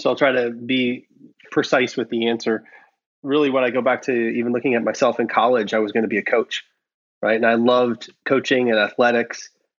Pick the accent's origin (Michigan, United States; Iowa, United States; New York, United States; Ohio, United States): Iowa, United States; now in California, United States; And so when I came out to California from Iowa, one of my first jobs was with the startup.